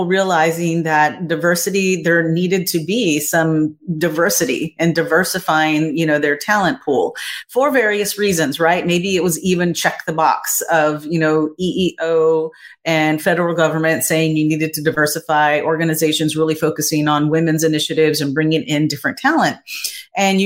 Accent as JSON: {"language": "English", "region": "Texas", "country": "United States", "tie": "born or raised there", "said": "my family definitely are descendants of Native Americans growing up in Texas"}